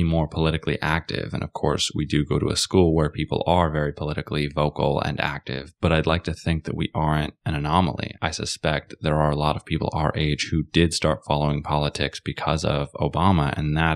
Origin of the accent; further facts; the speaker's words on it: United States; we are American citizens